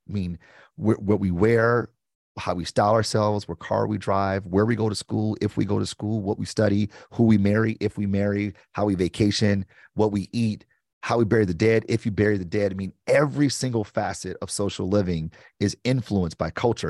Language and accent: English; Detroit, Michigan, United States; I'm from Detroit